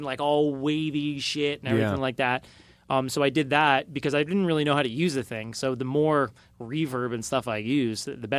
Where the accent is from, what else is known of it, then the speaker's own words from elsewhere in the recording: Australia; From being Australian.